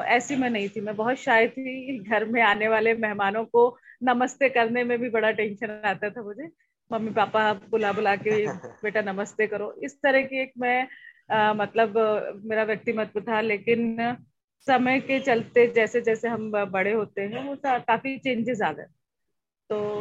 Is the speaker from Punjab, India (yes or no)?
no; Jabalpur, Madhya Pradesh, India; मैं जबलपुर शहर से हूँ जबलपुर मध्य प्रदेश जो हार्ट ऑफ इंडिया कहलाया जाता है तो वहाँ से मैं हूँ